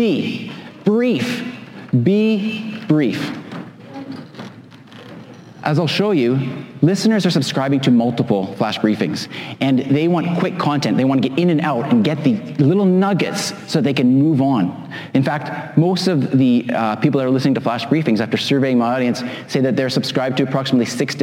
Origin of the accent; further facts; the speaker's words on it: Vancouver, British Columbia, Canada; this is my hometown. Anybody know where this is? Vancouver